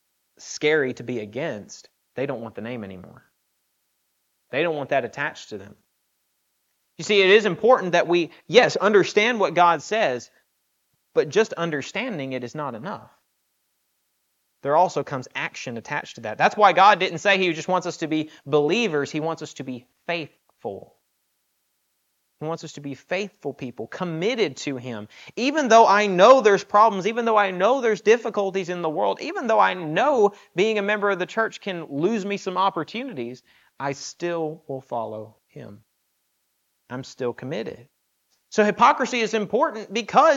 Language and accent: English; the South, United States; I've growing up in the South